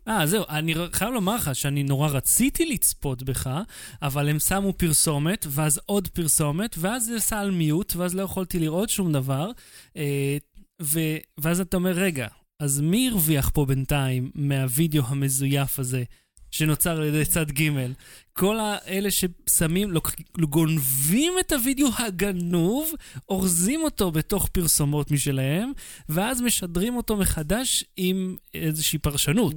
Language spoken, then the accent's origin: Hebrew; Israel